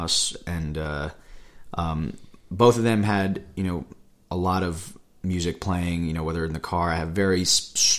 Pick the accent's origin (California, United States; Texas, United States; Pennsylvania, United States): Pennsylvania, United States; Philadelphia; growing up in Philly